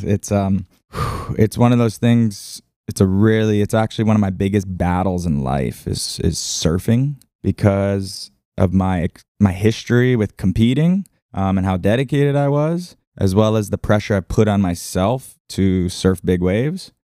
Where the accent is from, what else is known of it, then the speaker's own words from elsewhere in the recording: Lahaina, Hawaii, United States; I'm just born and raised in Lahaina